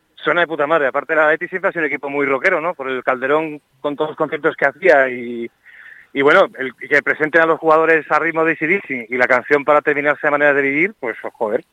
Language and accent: Spanish; Madrid, Community of Madrid, Spain; moved away as an adult; now in Seville, Spain; yo me crié en Madrid